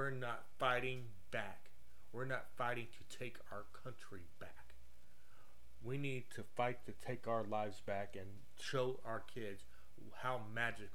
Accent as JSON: {"language": "English", "country": "United States", "said": "we as American people"}